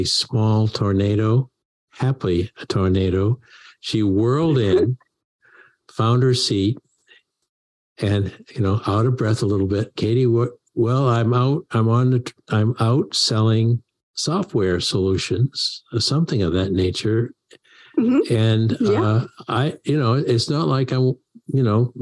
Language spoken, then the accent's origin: English; Maine, United States; growing up in Maine